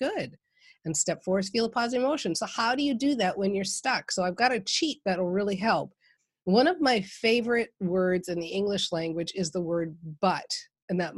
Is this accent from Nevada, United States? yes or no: no; Minnesota, United States; I'm from Minnesota